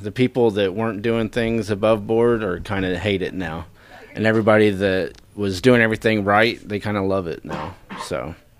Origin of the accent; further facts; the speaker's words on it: Nowata, Oklahoma, United States; Oh, I'm from Nowata, actually.